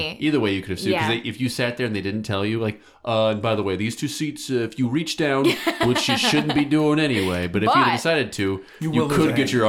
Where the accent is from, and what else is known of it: Iowa, United States